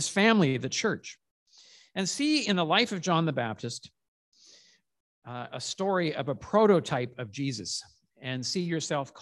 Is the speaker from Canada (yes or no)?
yes; Calgary, Alberta, Canada